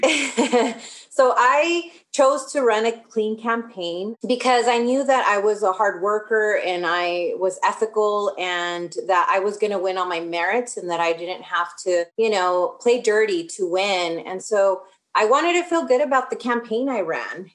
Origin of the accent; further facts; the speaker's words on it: Riverside, California, United States; also born or lived in Los Angeles, California (South Central); So, I was born in Los Angeles, but my parents moved, bought a house. There was a housing boom in the 80s. So, I lived in South Central until I would say maybe I was in fourth grade when we, we bought a house here in Riverside